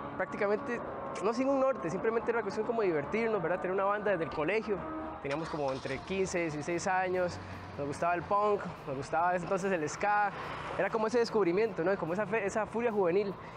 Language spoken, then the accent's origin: Spanish; Cañas, Guanacaste, Costa Rica; moved away as an adult; also born or lived in Greater Metropolitan Area (GAM), Costa Rica; now in Greater Metropolitan Area, Costa Rica; nosotros somos de Guanacaste, somos de Cañas, entonces éramos, éramos cuatro chicos haciendo punk en Guanacaste